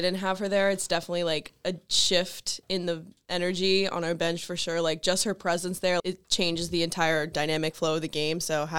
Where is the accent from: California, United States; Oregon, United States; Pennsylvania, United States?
Pennsylvania, United States; I was from Pennsylvania. I am from Pennsylvania